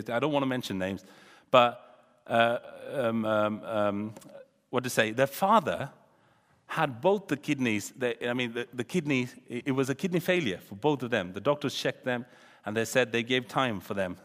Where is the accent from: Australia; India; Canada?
India; moved away; I come from India